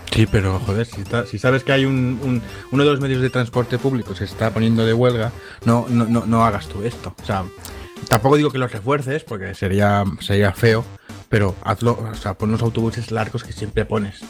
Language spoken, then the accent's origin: Spanish; Catalonia, Spain; accent: Catalan; se me nota un poco que soy catalán